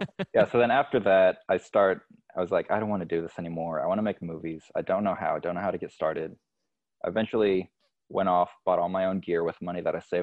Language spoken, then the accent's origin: English; Dominican Republic; moved away as an adult; also born or lived in Indiana; now in United States; Then when I was 1 year old, I moved to the Dominican Republic. My parents are missionaries. They still live there.